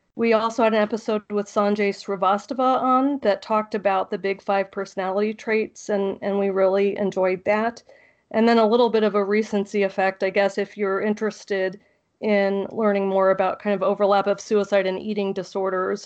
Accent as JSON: {"language": "English", "region": "South Florida", "country": "United States", "tie": "born or raised there", "also_born_or_lived": "Tallahassee, Florida / North Dakota", "said": "I grew up in South Florida, and then I went to school in the Panhandle"}